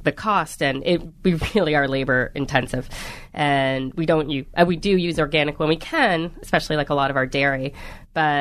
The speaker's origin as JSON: {"language": "English", "country": "Canada", "moved": "yes", "lives_now": "New York, United States", "said": "I am Canadian"}